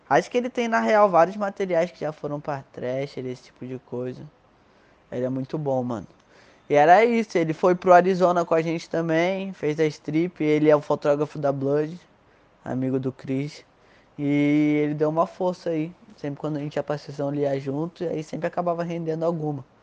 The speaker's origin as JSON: {"language": "Portuguese", "country": "Brazil", "said": "Querendo ou não, foda-se, mano, eu sou brasileiro, eu gosto pra caralho da nossa cultura, tá ligado?"}